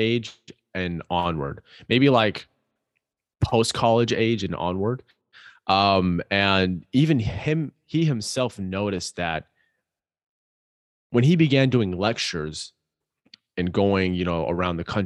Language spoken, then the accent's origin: English; Pakistan; I'm Pakistani, love Pakistani food